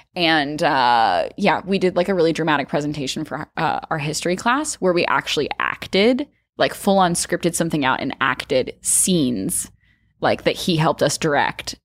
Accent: Arkansas, United States; growing up in Arkansas

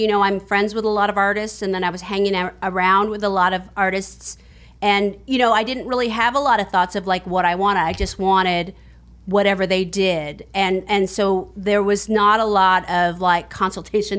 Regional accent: San Francisco, California, United States; I'm from San Francisco. I grew up there

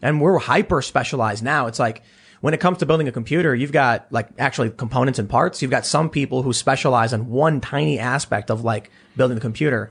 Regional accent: Chicago, Illinois, United States; born or raised there

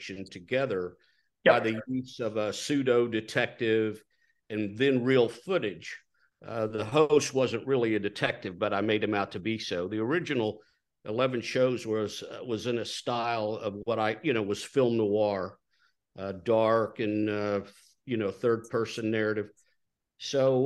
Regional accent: Texas, United States; I was born in Texas, reared in Texas

